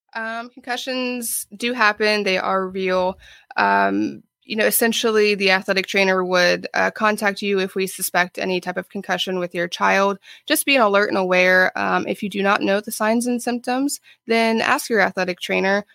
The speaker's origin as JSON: {"language": "English", "region": "Ohio", "country": "United States", "also_born_or_lived": "Florida", "moved": "as an adult", "lives_now": "Jacksonville, United States", "said": "I am from Ohio originally."}